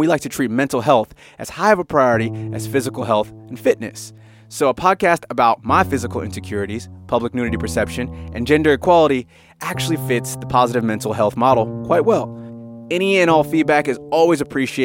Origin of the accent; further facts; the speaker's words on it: United States; now in Sydney, Australia; I live here in Sydney, Australia. I'm obviously from America originally.